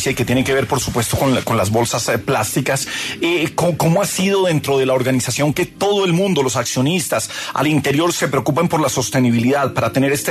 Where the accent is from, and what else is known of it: Colombia